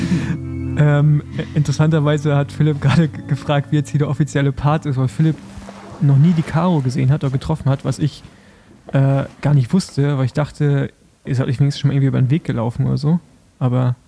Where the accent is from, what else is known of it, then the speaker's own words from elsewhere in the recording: Germany; als Deutsche